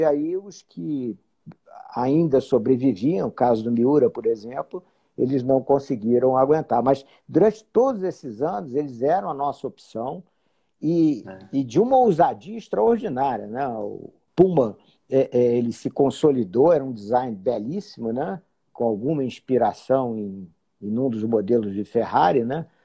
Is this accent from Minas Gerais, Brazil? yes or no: no; Rio de Janeiro, Brazil; moved away as an adult; now in Brasília, Brazil; sou carioca, moro em Brasília né, já há muitos anos, desde 79.